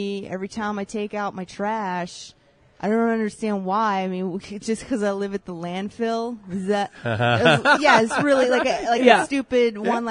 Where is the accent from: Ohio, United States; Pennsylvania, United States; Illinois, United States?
Pennsylvania, United States; Claysville; I am from Claysville, Pennsylvania